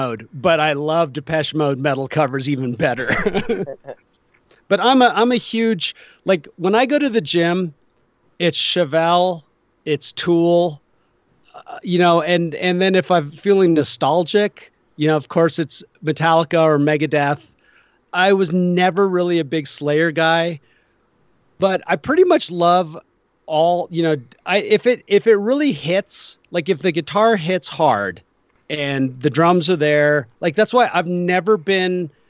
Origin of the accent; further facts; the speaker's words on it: Bay Area, California, United States; moved away; I grew up in the Bay Area